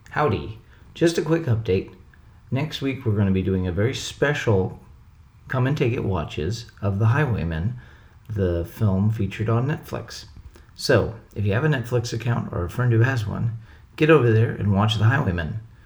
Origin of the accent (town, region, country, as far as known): Texas, United States; born or raised there